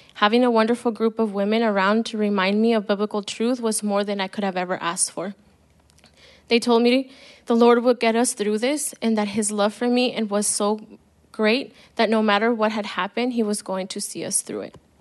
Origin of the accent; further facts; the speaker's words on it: El Paso, Texas, United States; I was born in El Paso, and I'm old, I'm the oldest of three girls